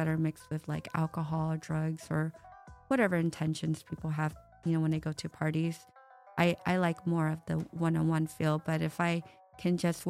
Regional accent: United States; now in Las Vegas, United States; I was the first to be born here

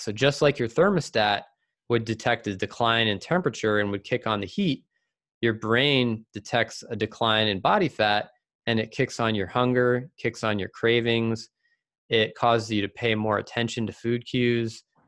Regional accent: Virginia, United States; also born or lived in Seattle area; now in Seattle, United States; growing up in Virginia

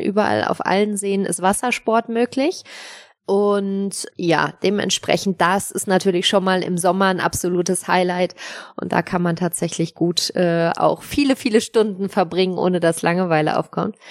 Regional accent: Sauerland, North Rhine-Westphalia, Germany; wir kommen aus Dortmund

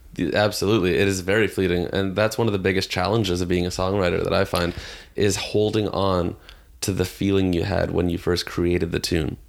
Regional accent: Toronto, Ontario, Canada; I grew up in Toronto

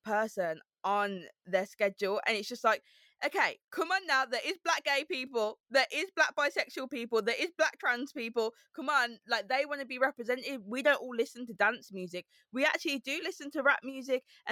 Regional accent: Birmingham, West Midlands, United Kingdom; accent: Brummy; moved away as an adult; also born or lived in Harrow; now in London, United Kingdom; I've got a Brummy accent, I've got a lisp. And it's about me saying that I'm from Birmingham

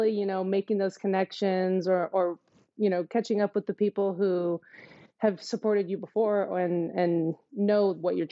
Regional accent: Portland, Oregon, United States; also born or lived in Tigard, Oregon / Arizona; growing up in Portland, trees all the time.

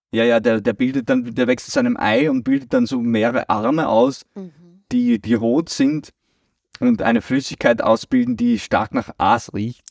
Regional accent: Austria; bei uns in Österreich

